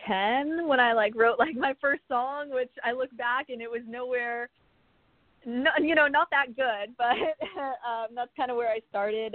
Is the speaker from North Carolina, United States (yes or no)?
no; California, United States; in my hometown here in California